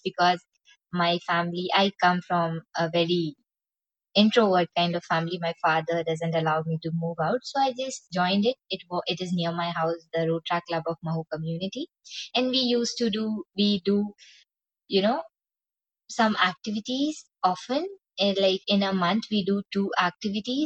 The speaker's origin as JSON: {"language": "English", "country": "India", "said": "we being Indian citizens"}